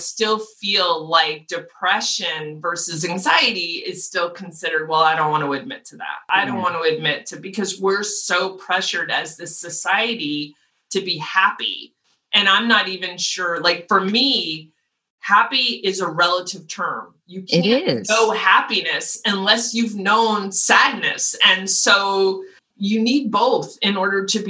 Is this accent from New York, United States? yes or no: no; Los Angeles, California, United States; I was born in LA, raised in LA, I went to school in LA, and now I'm here